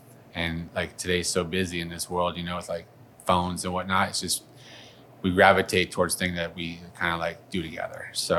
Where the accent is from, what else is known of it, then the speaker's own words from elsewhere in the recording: Detroit, Michigan, United States; I'm from Detroit, you know, I know, you know, I've had Detroit.